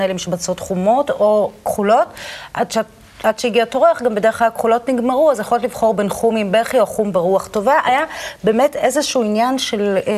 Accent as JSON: {"language": "Hebrew", "country": "Israel", "tie": "born or raised there", "said": "אני גדלתי בקיבוץ."}